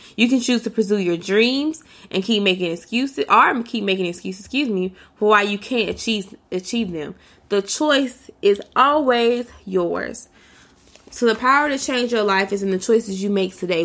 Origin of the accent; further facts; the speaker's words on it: United States; for me as an American, as a black American, as a black woman in America